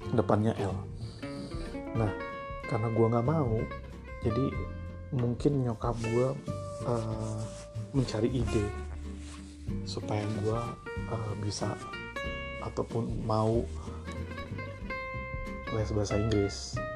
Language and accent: Indonesian; Bekasi, West Java, Indonesia; also born or lived in Jakarta; gue dari kecil gue ini anak luar planet gue planet Bekasi tumbuh besar di Bekasi walaupun gue lahir di Jakarta